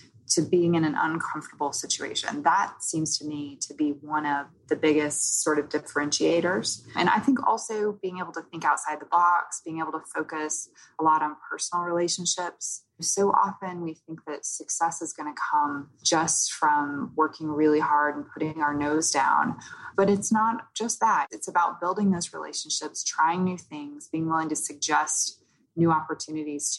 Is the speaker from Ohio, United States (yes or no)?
no; Oklahoma, United States; moved away; also born or lived in New York; I grew up in Oklahoma, so I think I had the more sort of Southern friendly vibe